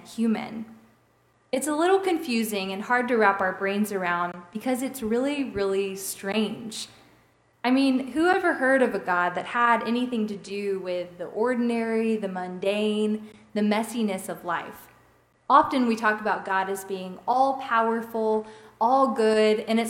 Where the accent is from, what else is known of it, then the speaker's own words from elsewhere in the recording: Robertsdale, Alabama, United States; people that I grew up with in Robertsdale